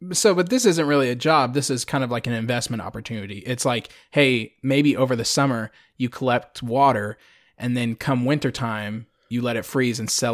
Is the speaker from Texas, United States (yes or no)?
yes; Friendswood, Texas, United States; born or raised there